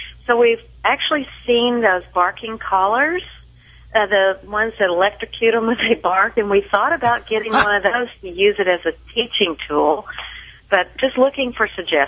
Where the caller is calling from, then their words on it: Frisco, Texas, United States; Frisco, Texas.